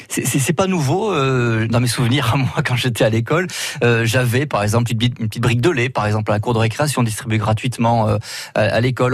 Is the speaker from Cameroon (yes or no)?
no; Touraine, Centre-Val de Loire, France; chez nous en Touraine